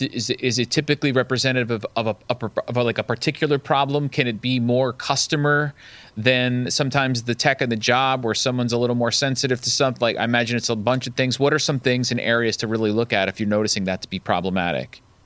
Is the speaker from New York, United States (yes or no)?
yes; downstate New York, United States; I grew up downstate, New York State. So I grew up right outside of Manhattan